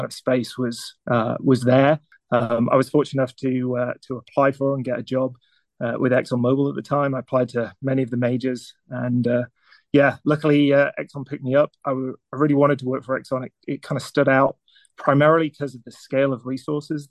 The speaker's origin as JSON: {"language": "English", "area": "near Newcastle", "region": "North East England", "country": "United Kingdom", "tie": "born or raised there", "also_born_or_lived": "Manchester, England", "moved": "yes", "said": "I was born in England a number of years ago. A little village near a town called Newcastle in the north. And then I think kind of growing up in the UK"}